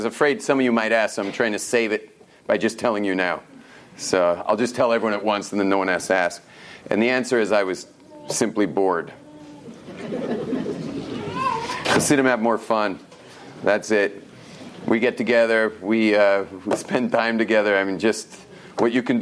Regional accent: Los Angeles, California, United States; moved away as an adult; also born or lived in Jerusalem; I grew up in Los Angeles, where people actually speak English. But my English comes from West Los Angeles

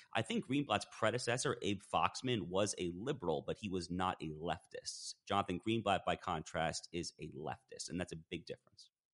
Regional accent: Westchester County, New York, United States; So I grew up in Westchester County, New York

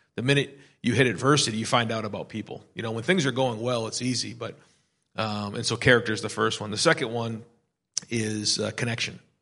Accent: Manchester, New Hampshire, United States; moved away as an adult; now in Columbus, United States; my wife and I grew up in Manchester, New Hampshire

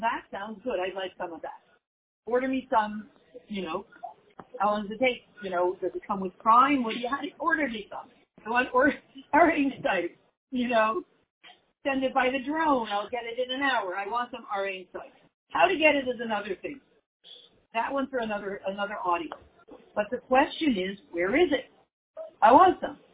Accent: Canada; moved away

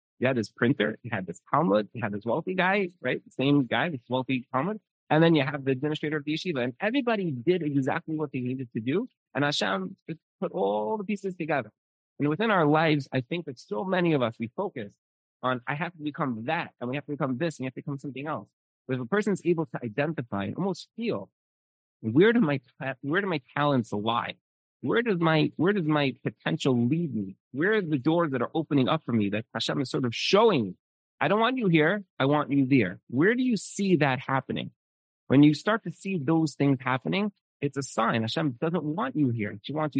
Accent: New York City, New York, United States; I'm from Brooklyn

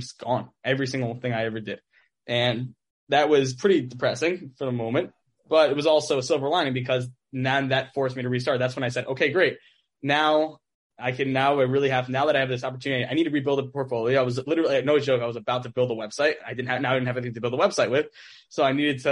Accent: Teaneck, New Jersey, United States; back in high school, I grew up in Teaneck

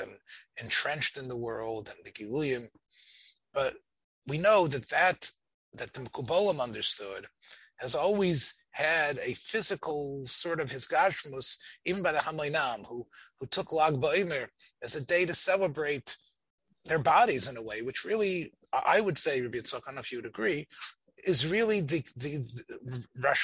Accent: Memphis, Tennessee, United States; I was growing up in Memphis, Tennessee

